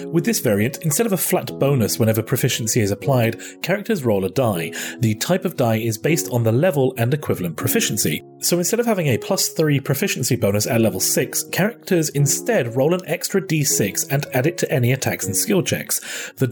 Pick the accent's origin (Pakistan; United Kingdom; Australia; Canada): United Kingdom; Well, not particularly, but that's because I'm British, so.